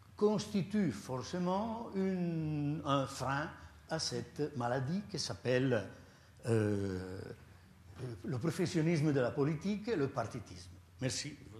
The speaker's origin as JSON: {"language": "French", "country": "Italy", "accent": "strong Italian", "second_language": "French", "moved": "yes", "lives_now": "Switzerland", "said": "je ne suis pas suisse, j'ai un fort accent italien"}